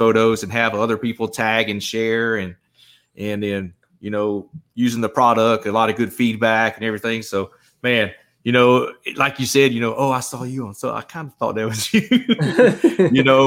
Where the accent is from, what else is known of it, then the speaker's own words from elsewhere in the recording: St. Simons Island, Georgia, United States; now in Texas, United States; I'm originally from Georgia, from the St. Simons Island area. Okay. I grew up fishing that inshore water over there